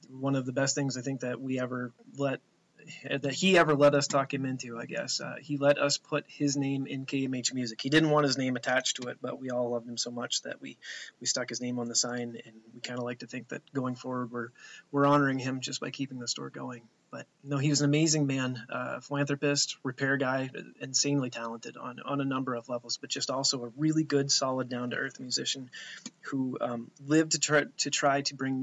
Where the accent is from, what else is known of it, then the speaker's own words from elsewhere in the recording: Masardis, Maine, United States; also born or lived in Presque Isle, Maine; I was born actually right here in Presque Isle, Maine, at the local hospital, not that far from where we're standing right now. And then I was raised in Masardis, Maine